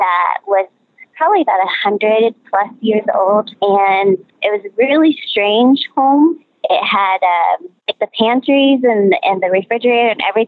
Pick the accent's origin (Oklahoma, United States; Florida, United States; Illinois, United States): Oklahoma, United States; Northeast; also born or lived in Joplin, Missouri / Houston, Texas; now in Salt Lake City, United States; I grew up in Northeast Oklahoma